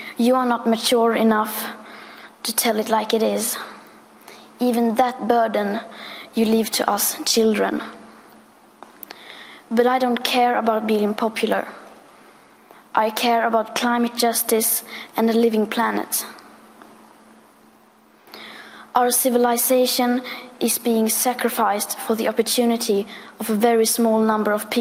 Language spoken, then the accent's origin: English; Sweden; I am 15 years old and I'm from Sweden